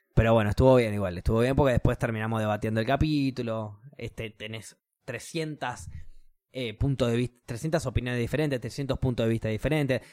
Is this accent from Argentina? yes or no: yes; Argentina; como pueblo argentino